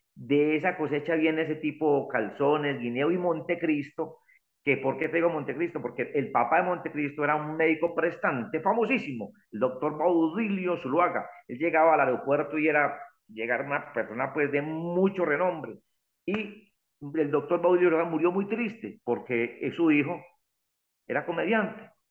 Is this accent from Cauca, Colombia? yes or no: no; El Santuario, Antioquia, Colombia; mi pueblo el santuario